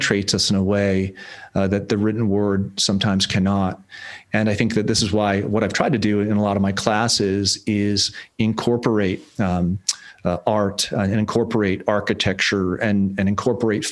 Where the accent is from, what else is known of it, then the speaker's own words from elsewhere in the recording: Lake Winnipesaukee, New Hampshire, United States; moved away as an adult; also born or lived in England / Texas; where I grew up in Lake Winnipesaukee, New Hampshire